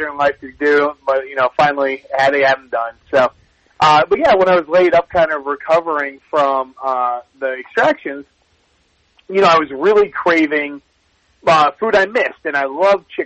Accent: Ohio, United States; I grew up in Ohio

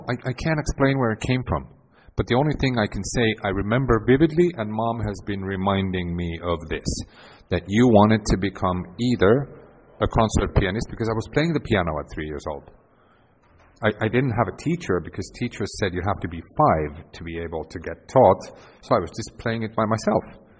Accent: Helsinki, Uusimaa, Finland; born there; English is a second language; Now, I was born in 1975 in Helsinki, born into a family where mom and dad both worked for the local airline, for Finnair.

